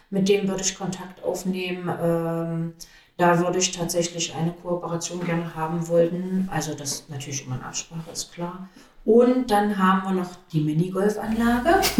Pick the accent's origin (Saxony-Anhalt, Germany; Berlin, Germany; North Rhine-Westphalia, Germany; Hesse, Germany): Saxony-Anhalt, Germany; Magdeburg; ich bin ja im Neustädterfeld groß geworden.